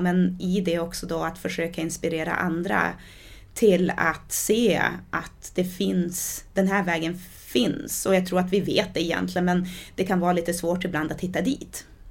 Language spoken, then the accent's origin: Swedish; Sweden; also born or lived in Diamantina, Brazil; I och med att jag är svensk, har bott i Sverige i, ja men vad är det, 30 år? Eh, nej, nu ska jag inte det, 29, 28, 29 år. och har bott i Brasilien i åtta år